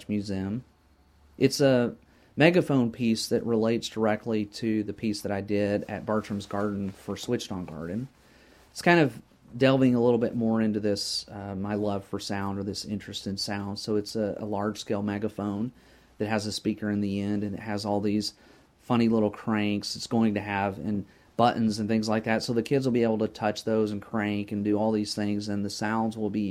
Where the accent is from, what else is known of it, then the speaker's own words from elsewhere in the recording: between Lubbock and Midland, West Texas, United States; moved away; I grew up in West Texas between Lubbock and Midland